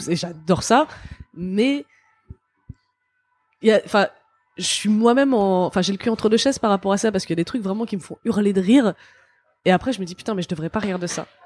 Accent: Kabylie, Algeria; Déjà, je suis kabyle, je suis pas arabe.

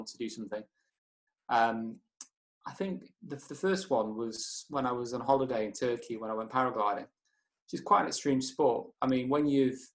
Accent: Chester, North West England, United Kingdom; moved away as an adult; now in Kendal, United Kingdom; I was brought up in Chester. I'm 24 now, but I lived there all my life until last year when I now moved to Kendal.

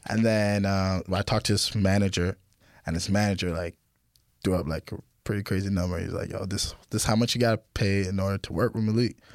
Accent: France; now in Toronto, Canada; I'm from France, and uh, yeah, so we all met in Toronto

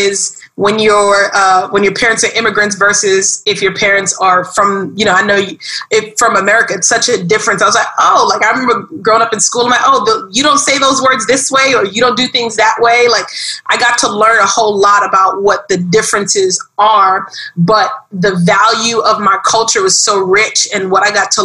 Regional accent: New York City, New York, United States; now in Miami, United States; I grew up in Brooklyn, New York, and that was a beautiful experience, I think. I love being from Brooklyn.

